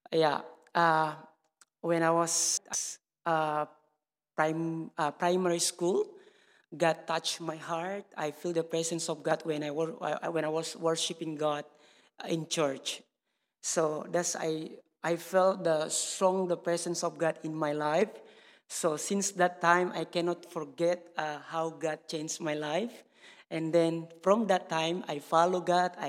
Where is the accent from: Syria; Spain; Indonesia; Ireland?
Indonesia; I'm from Indonesia. Uh, I've been here for five days. Yeah, so this is my first time to be here in England.